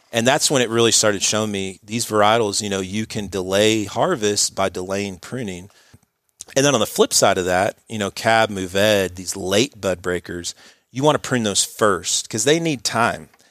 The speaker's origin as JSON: {"language": "English", "town": "Dallas", "region": "Texas", "country": "United States", "tie": "born or raised there", "also_born_or_lived": "New Hampshire / Wisconsin", "said": "I grew up in Dallas, um, Richardson area, um, Straight City Kid"}